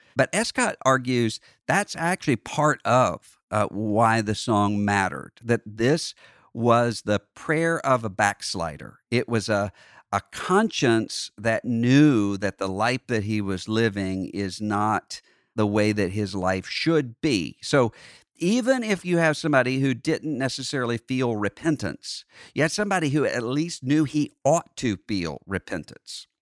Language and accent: English; Gulf Coast of Mississippi, United States; growing up in Bible Belt cocoon in more of a New Orleans culture along the Gulf Coast of Mississippi, I just grew up